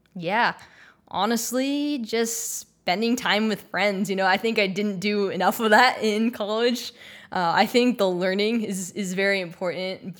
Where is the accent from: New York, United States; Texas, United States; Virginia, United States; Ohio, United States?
Texas, United States; moved away as an adult; also born or lived in Maryland; now in Los Angeles, United States; I'm from Texas